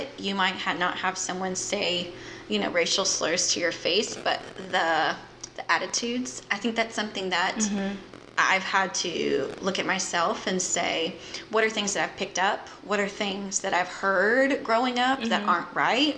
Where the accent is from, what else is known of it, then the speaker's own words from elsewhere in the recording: just south of Memphis, Mississippi, United States; now in Jacksonville, United States; I grew up in Mississippi, just south of Memphis